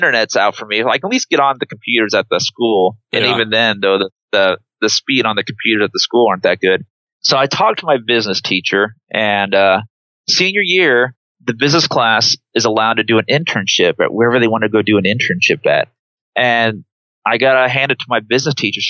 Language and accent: English; Trumbull, Nebraska, United States; also born or lived in Wood River, Nebraska; I grew up in Trumbull, but then eventually we moved to a town called Wood River